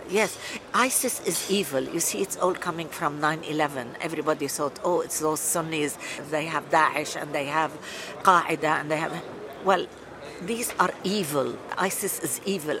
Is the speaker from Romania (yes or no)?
no; Lebanon; now in United Kingdom; I'm Lebanese British. I've been living in the UK for 42 years.